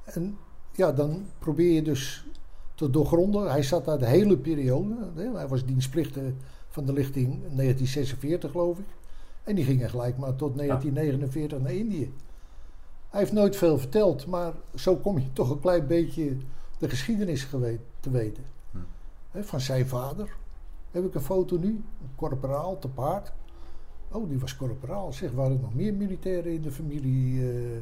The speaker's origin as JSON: {"language": "Dutch", "town": "Haarlem", "region": "North Holland", "country": "Netherlands", "tie": "born or raised there", "also_born_or_lived": "Amstelveen", "said": "Ik ben geboren in eh, Amstelveen en op vijf of zesjarige leeftijd verhuisd naar Haarlem"}